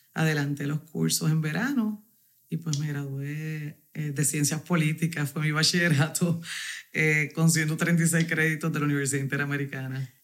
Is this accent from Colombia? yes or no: no; Corozal, Puerto Rico; soy de Corozal, del barrio negro de Corozal